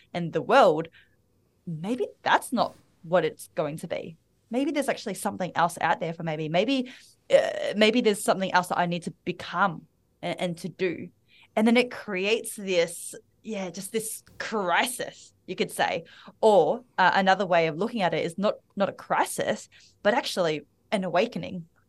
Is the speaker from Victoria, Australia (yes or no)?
yes; Melbourne, Victoria, Australia; accent: Australian; now in Bali, Indonesia; I am the daughter of immigrant parents. I was born and raised in Melbourne, Australia.